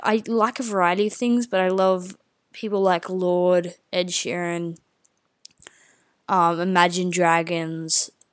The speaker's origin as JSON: {"language": "English", "country": "Australia", "said": "being Australian"}